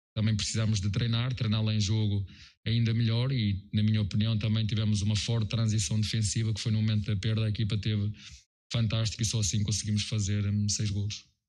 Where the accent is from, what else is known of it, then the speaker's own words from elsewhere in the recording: Portugal; moved away as an adult; now in Brazil; sou português, da Europa, de Portugal